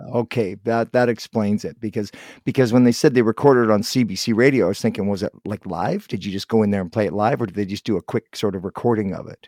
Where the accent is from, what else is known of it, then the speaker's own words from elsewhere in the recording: Guelph, Ontario, Canada; I was born in Guelph, just outside of Toronto